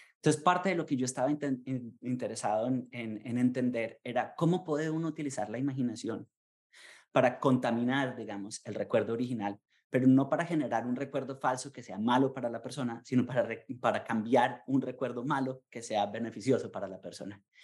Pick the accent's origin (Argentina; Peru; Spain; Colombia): Colombia; now in United States; como colombiano